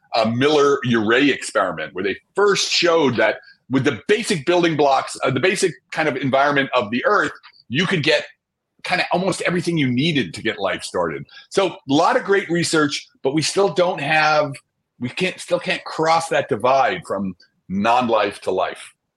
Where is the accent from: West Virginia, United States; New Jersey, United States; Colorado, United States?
New Jersey, United States; I grew up in Jersey, right across from the city, uh, New York City